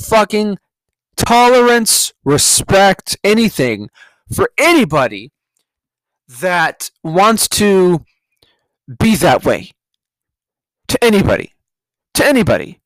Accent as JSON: {"language": "English", "region": "California", "country": "United States", "moved": "yes", "said": "I'm from California."}